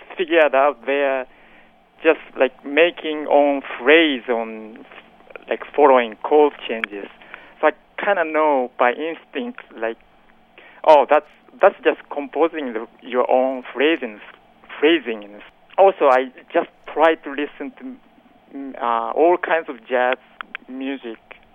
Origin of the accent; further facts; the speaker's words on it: Tokyo, Japan; English is a second language; moved away as an adult; now in New York, United States; I was born in Tokyo, Japan, obviously. Grew up listening to all kind of music